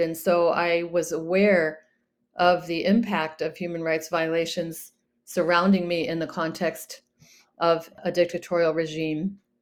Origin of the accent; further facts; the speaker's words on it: United States; as an American